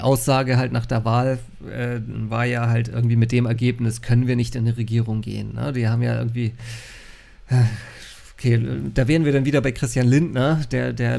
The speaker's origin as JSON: {"language": "German", "area": "North Frisia", "region": "Schleswig-Holstein", "country": "Germany", "said": "Ich bin ja Nordfriese"}